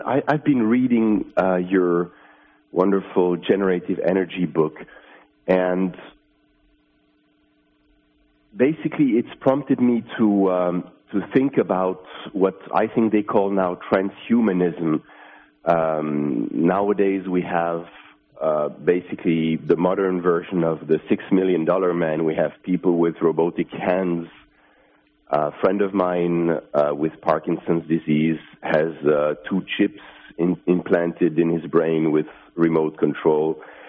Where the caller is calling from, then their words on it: Finland; I'm calling from Finland.